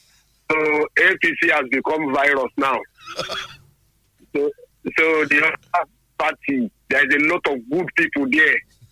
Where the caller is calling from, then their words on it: Lagos, Nigeria; I'm calling you from Lagos.